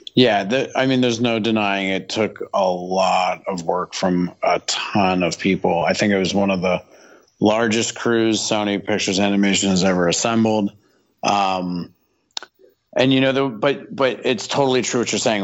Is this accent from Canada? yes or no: yes; Canada; I'm from Canada